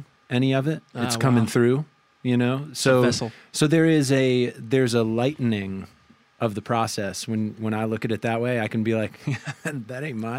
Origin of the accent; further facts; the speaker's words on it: Vermont, United States; I grew up in Vermont.